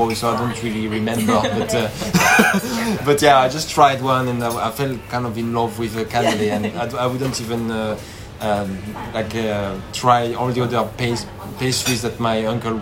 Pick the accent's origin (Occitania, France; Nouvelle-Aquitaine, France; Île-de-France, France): Nouvelle-Aquitaine, France; Pau; moved away; also born or lived in regional town south of Bordeaux; I was born in Pau, which is like in the southwest of France